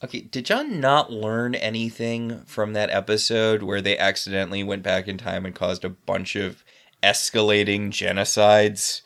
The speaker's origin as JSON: {"language": "English", "region": "New England", "country": "United States", "said": "I'm from New England"}